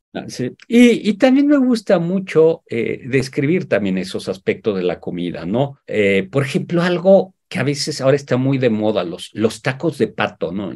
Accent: Mexico; Yo como mexicano

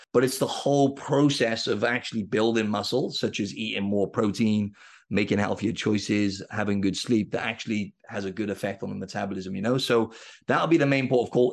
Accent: Wales, United Kingdom; I'm from Wales in the U K, and rugby is, like, our number one sport.

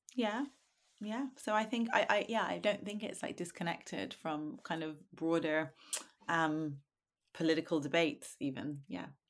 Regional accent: Dublin, Leinster, Ireland; I'm from Dublin.

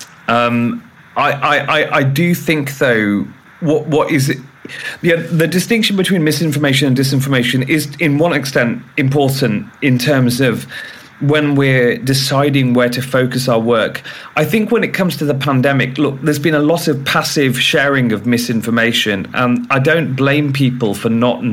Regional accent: United Kingdom; I'm British

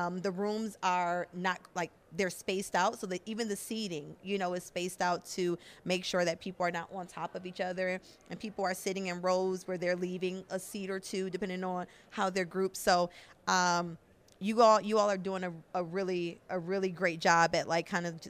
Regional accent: Buffalo, New York, United States; now in Austin, United States; originally, I am from Buffalo, New York

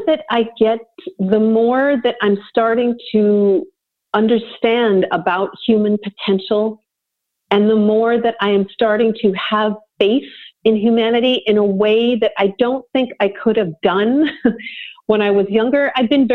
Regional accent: Vancouver, British Columbia, Canada; I'm from Vancouver, BC. I mean, I grew up two blocks from the beach

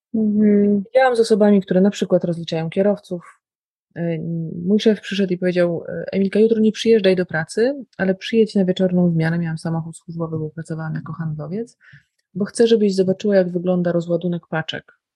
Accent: Białystok, Podlaskie Voivodeship, Poland; moved away; przyjechałam do domu i w białym stoku moim rodowitym mieście

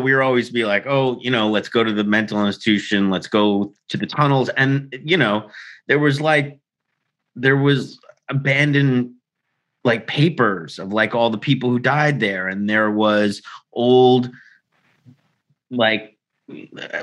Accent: New York City, New York, United States; I grew up in Staten Island, New York in the 80s

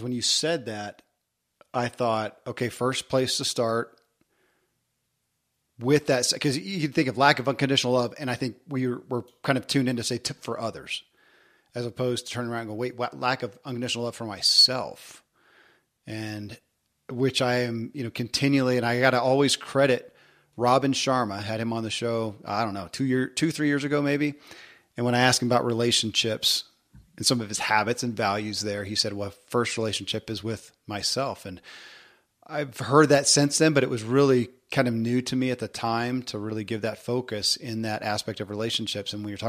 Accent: the South, United States; growing up in the South and in the religious structure, I mean, I didn't question beliefs.

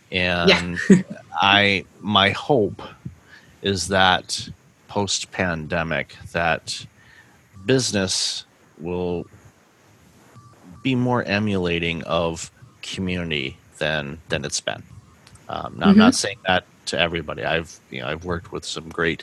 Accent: Michigan, United States; moved away; I'm originally from Michigan

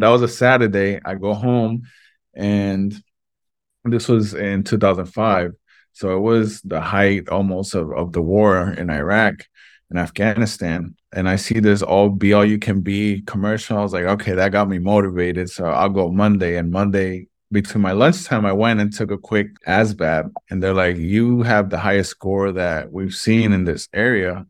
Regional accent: Vega Alta, Puerto Rico; also born or lived in Brooklyn, New York; we ended up moving here to Puerto Rico

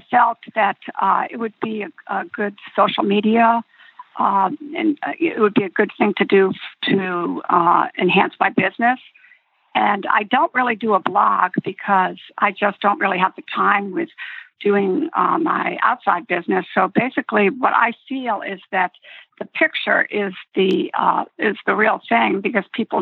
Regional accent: Connecticut, United States; I'm one of 11 children growing up in Connecticut.

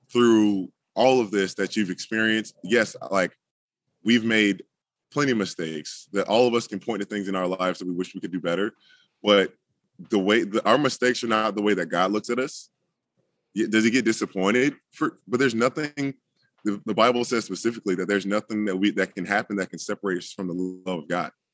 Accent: Jacksonville, Florida, United States; I'm in, currently in Jacksonville, Florida, in the house that I grew up

